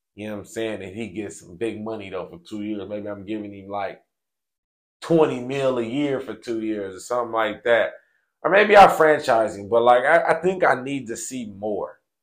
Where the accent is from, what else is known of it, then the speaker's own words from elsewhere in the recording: Bay Area, California, United States; growing up in the Bay Area